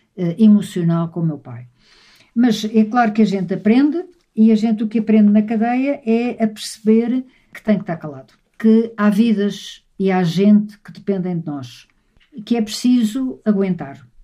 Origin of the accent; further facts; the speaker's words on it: Lisbon, Portugal; a casa onde eu nasci, em Lisboa, no Alto São João